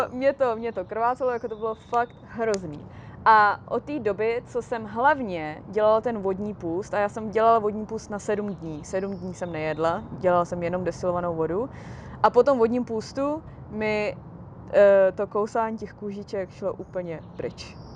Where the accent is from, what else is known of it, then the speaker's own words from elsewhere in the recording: Česká Kamenice, Ústí nad Labem Region, Czechia; now in Los Angeles, United States; já žiju v Los Angeles, ale jsem z České kamenice